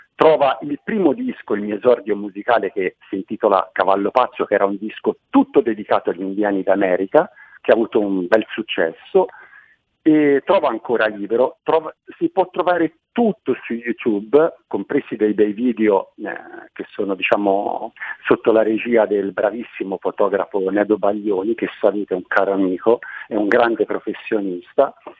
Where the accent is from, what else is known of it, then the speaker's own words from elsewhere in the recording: Manciano, Tuscany, Italy; moved away as an adult; now in Montevarchi, Italy; Io sono nato a Manciano, eh, nell'entroterra Maremmano, un posto bellissimo